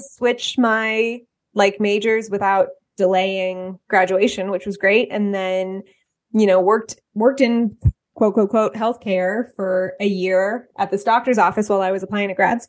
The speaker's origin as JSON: {"language": "English", "area": "Bay Area", "region": "California", "country": "United States", "tie": "born or raised there", "also_born_or_lived": "Oakland", "moved": "as an adult", "lives_now": "Atlanta, United States", "said": "I'm from California. I'm from the Bay Area."}